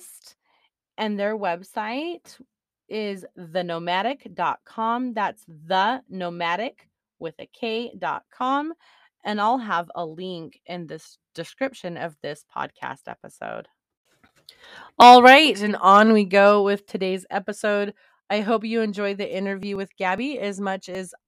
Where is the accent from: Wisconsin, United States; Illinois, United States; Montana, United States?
Montana, United States; I pretty much was raised in Montana